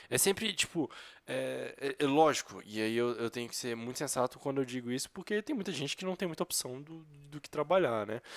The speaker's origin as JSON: {"language": "Portuguese", "country": "Brazil", "said": "A gente é brasileiro, convive com brasileiros"}